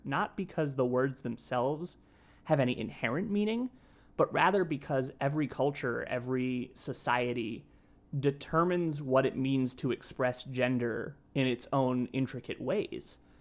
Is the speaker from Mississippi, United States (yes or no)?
no; Nashville, Tennessee, United States; now in Chicago, United States; I grew up in Nashville, Tennessee, despite having been born here in Chicago. Uh, spent all my formative years in Nashville